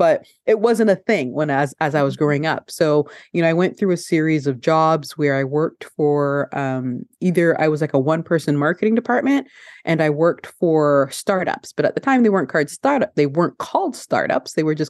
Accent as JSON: {"language": "English", "country": "Canada", "tie": "born or raised there", "also_born_or_lived": "Ghana", "said": "So I'm originally from Ghana. So I was born in Ghana, West Africa. And then my mother, along with my parents, I immigrated to Canada when I was a baby. So I was like 2 years old when we came to Canada."}